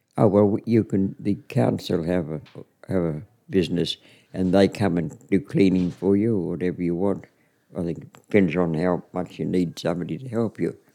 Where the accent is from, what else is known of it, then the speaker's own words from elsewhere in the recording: Winton, Queensland, Australia; also born or lived in Charters Towers; I was never in Winton. I was out on the property, which was about oh, 104 kilometres out